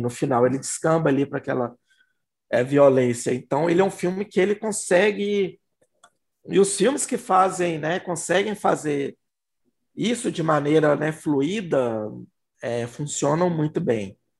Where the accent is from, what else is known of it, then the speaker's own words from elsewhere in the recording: Belo Horizonte, Minas Gerais, Brazil; BH, gente, eu sou de Belo Horizonte, Minas Gerais, tá? A gente aqui fala, fala BH.